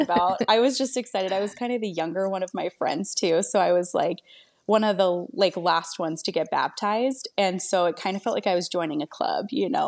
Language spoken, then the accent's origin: English; Maryland, United States; moved away as an adult; also born or lived in Arizona; now in Phoenix, United States; I'm actually from Maryland originally